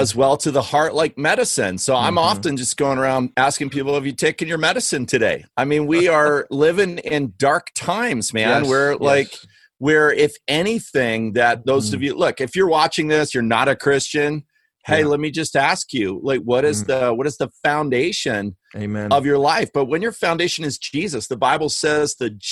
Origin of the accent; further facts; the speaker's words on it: Canada; accent: Canadian; You heard my Canadian accent